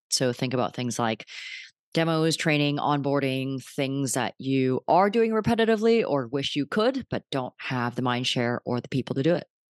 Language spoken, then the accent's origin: English; Vancouver, British Columbia, Canada; moved away as an adult; also born or lived in New York; I'm from Vancouver